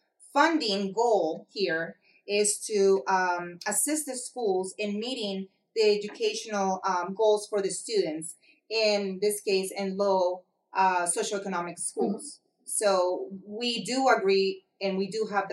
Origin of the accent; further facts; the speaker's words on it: Palmdale, California, United States; So we are all keeping it in the family. Yeah. We're all from Palmdale, but we're here now.